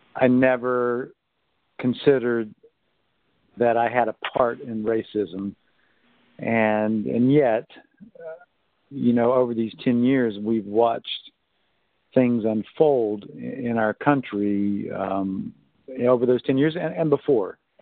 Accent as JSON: {"language": "English", "region": "North Carolina", "country": "United States", "tie": "born or raised there", "said": "I was raised in North Carolina"}